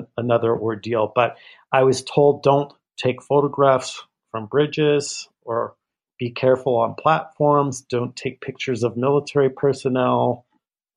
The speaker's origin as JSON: {"language": "English", "region": "Midwest", "country": "United States", "moved": "yes", "said": "the political propaganda that I was raised with, I'm from the Midwest originally"}